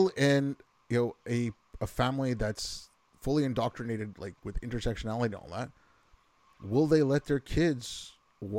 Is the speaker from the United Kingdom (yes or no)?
no; Quebec, Canada; growing up in Quebec